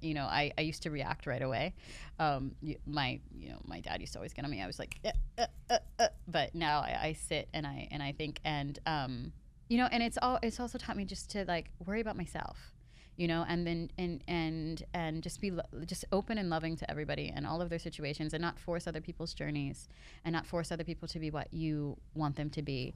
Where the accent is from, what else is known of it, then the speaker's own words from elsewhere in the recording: Pittsburgh, Pennsylvania, United States; moved away as an adult; also born or lived in Los Angeles; now in Miami, United States; I was born and raised in Pittsburgh